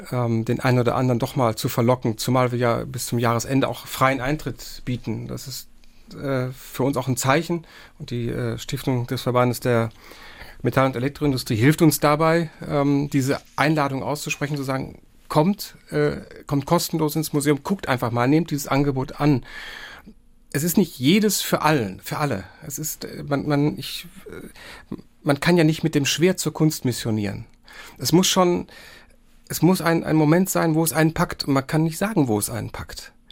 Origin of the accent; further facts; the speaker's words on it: Bochum, North Rhine-Westphalia, Germany; ich bin ja in Bochum aufgewachsen, also in einer Region, die eine gewisse Verwandtschaft mit dem Saarland hat.